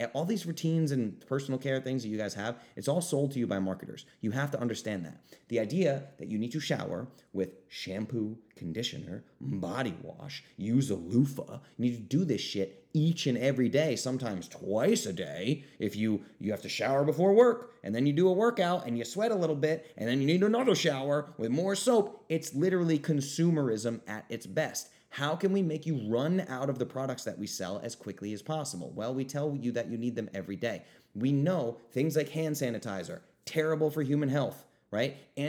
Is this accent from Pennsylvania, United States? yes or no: no; Rhode Island, United States; I grew up in Rhode Island. When there was a foot of snow on the ground, my little sister would take a 2-hour shower, right?